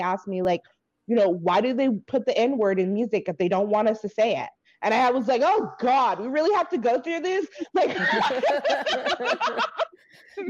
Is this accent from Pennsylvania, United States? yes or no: no; Bay Area, California, United States; I come from Bay Area, which is highly diverse. Like, I had groups of friends of all races of people